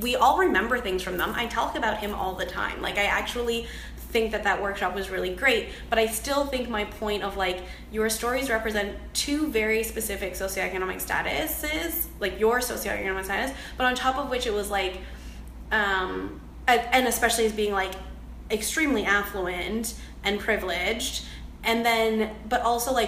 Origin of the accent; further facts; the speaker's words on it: Canada; I am Chinese Canadian